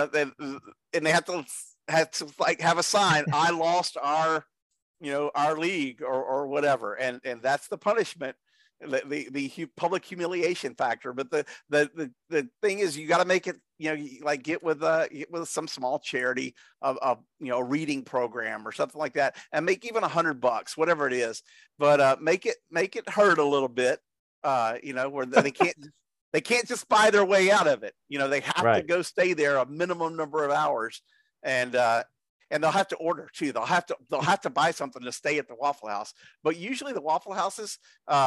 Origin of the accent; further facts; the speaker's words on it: Lumberton, Texas, United States; my hometown